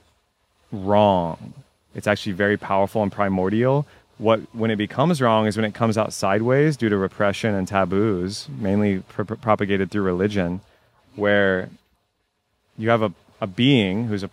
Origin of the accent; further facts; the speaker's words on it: Texas, United States; I was raised Catholic in Texas